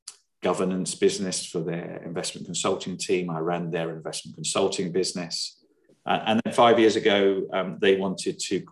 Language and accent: English; Hampshire, the New Forest, South East England, United Kingdom; I grew up in Hampshire in the New Forest.